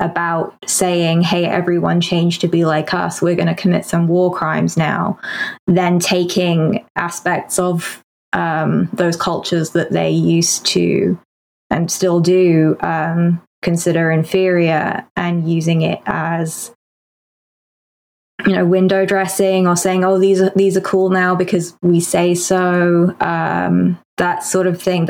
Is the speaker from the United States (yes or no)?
no; United Kingdom; I'm British.